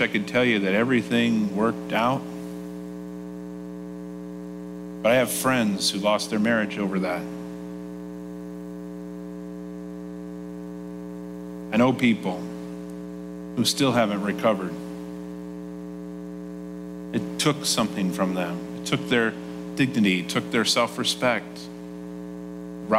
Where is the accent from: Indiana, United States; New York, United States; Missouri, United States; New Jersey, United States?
Indiana, United States; Nappanee; I grew up in a town called Napanee, Indiana, in Elkhart County, Indiana